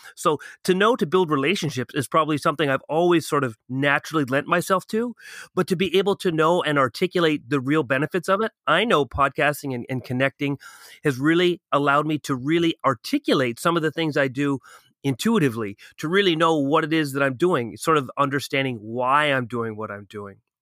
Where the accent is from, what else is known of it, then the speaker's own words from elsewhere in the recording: Ottawa, Ontario, Canada; moved away as an adult; now in Toronto, Canada; I'm from Ottawa